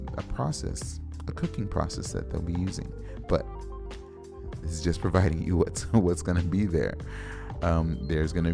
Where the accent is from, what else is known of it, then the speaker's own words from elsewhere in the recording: West Coast, United States; now in Minneapolis, United States; I'm from the West Coast